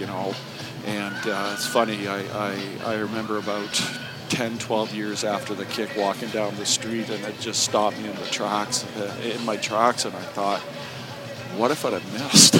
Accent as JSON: {"language": "English", "town": "Kamloops", "region": "British Columbia", "country": "Canada", "tie": "born or raised there", "also_born_or_lived": "England / Hamilton", "moved": "as an adult", "said": "I grew up out in Kamloops"}